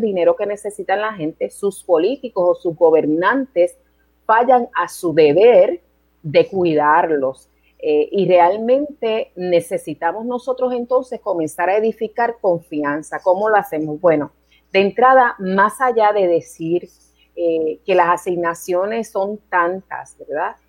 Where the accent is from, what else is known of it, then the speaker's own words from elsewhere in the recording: Puerto Rico; moved away as an adult; also born or lived in New York, United States; Regreso a Puerto Rico en el 94 porque quería terminar mis estudios acá en Puerto Rico